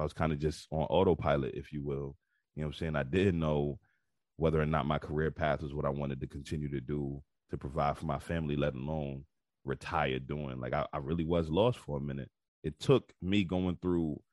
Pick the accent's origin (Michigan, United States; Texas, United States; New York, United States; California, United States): New York, United States; New York City; moved away; also born or lived in Baltimore / Houston; So I was born and raised in Bed-Stuy, Brooklyn. I moved around a whole lot throughout my life, but I was born and raised in Bed-Stuy, Brooklyn, raised in Brooklyn for most of my life